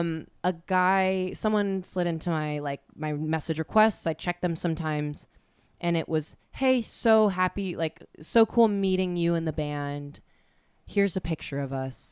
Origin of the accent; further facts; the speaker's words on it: California, United States; I grew up in California